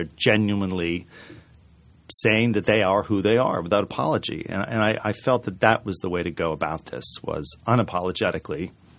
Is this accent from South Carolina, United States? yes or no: no; Maine, United States; I grew up in Maine, so I've seen books and watched documentaries and stuff.